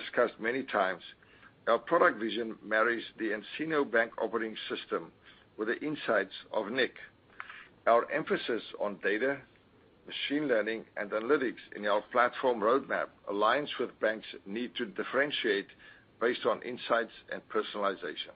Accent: South Africa; now in Wilmington, United States; growing up in South Africa

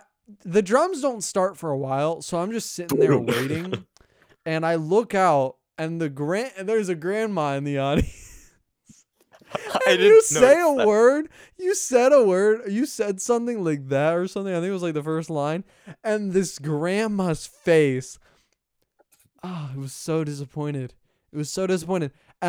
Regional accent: the South, United States; accent: country, southern; A country accent in comparison, like a southern accent.

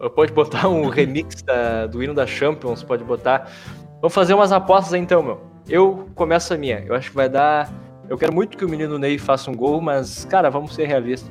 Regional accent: Brazil; Como bom brasileiro

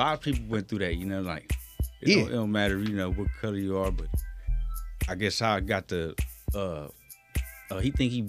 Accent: Los Angeles, California, United States; I'm from there, been there from the gate. Man, Parmalee was my playground.

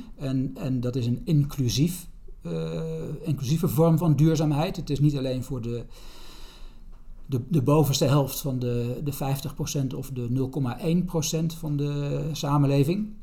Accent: Netherlands; als Nederlanders

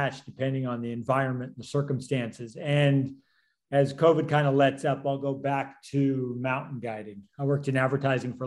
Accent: Colorado, United States; moved away; also born or lived in New Zealand; I grew up in Colorado

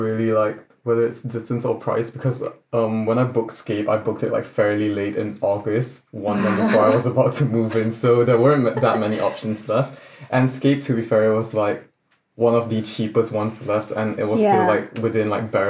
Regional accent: Malaysia; moved away as an adult; now in London, United Kingdom; I'm a first year psych student at King's College London. I'm from Malaysia.

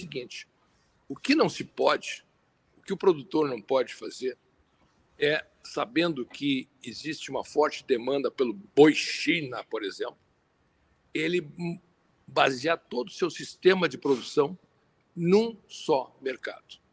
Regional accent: Brazil; como brasileiros

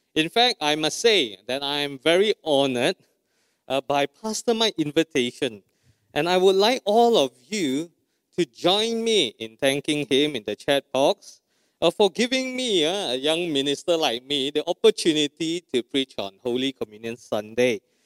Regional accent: Malaysia; We are true Malaysian

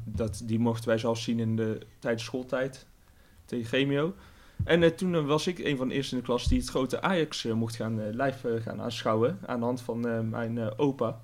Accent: Tilburg, North Brabant, Netherlands; accent: Brabants; moved away as an adult; now in The Hague, Netherlands; ik ben in Tilburg geboren. Mm Kom gewoon uit de regio.

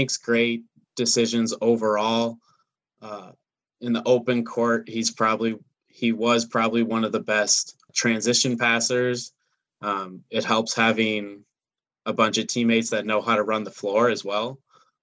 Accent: Minneapolis, Minnesota, United States; I'm from Minneapolis

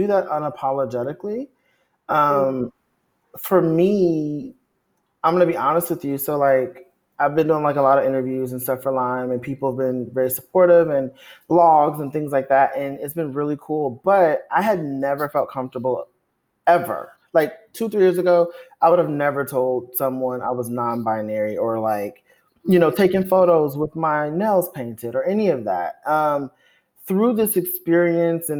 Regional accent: Compton, California, United States; I am from Compton, California.

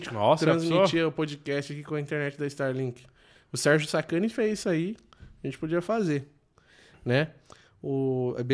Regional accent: Sombrio, Santa Catarina, Brazil; Somos de Sombrio, Santa Catarina.

